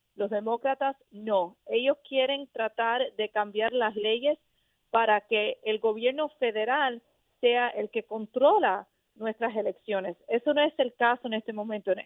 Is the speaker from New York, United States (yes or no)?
no; Miami, Florida, United States; soy de la Florida originalmente, me crié en Miami